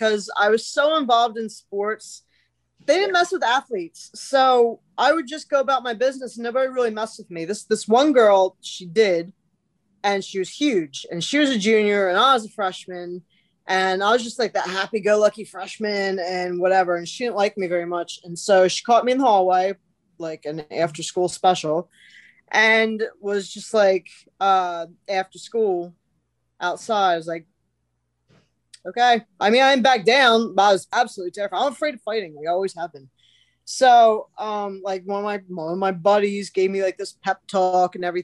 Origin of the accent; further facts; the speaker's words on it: Woodstown, New Jersey, United States; moved away as an adult; also born or lived in North Carolina; I'm born and raised in New Jersey, South Jersey, Woodstown, New Jersey.